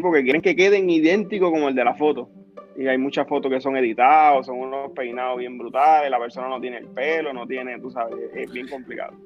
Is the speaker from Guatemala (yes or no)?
no; Aguadilla, Puerto Rico; soy de Aguadilla